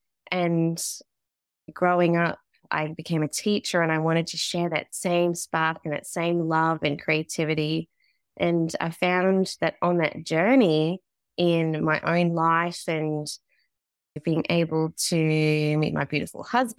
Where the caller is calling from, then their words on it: Australia; I'm tuning in from Australia.